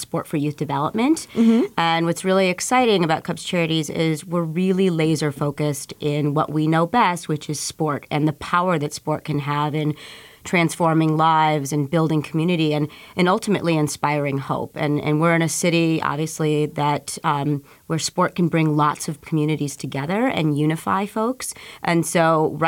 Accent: Chicago, Illinois, United States; at 7 years old, growing up in Pilsen

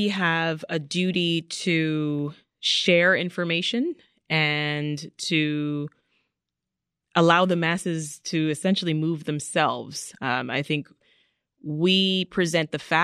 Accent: Kingston, Jamaica; also born or lived in Canada; now in United States; I was born in Jamaica. I was born in the capital city of Kingston

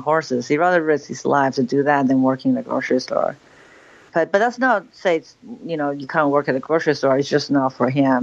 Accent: Beijing, China; moved away; also born or lived in New York; growing up in Beijing

